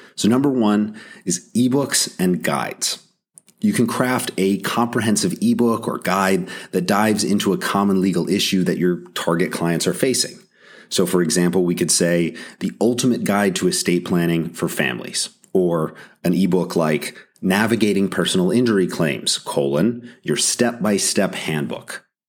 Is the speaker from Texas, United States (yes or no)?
no; North Carolina, United States; my home state of North Carolina